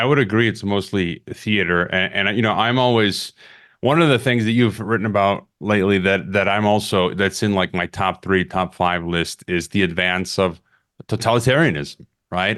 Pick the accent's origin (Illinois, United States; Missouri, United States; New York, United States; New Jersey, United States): Illinois, United States; Chicago; my hometown of Chicago